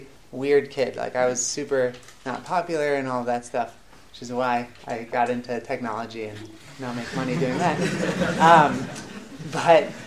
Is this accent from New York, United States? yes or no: yes; Rochester, New York, United States; moved away as an adult; also born or lived in Atlanta; now in Beit Shemesh, Israel; I grew up in Rochester, New York, in upstate New York, near Buffalo